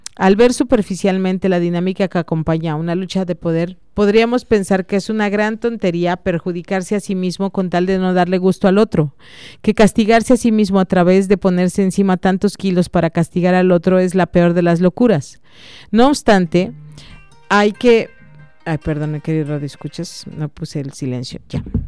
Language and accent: Spanish; Mexico; como buenos mexicanos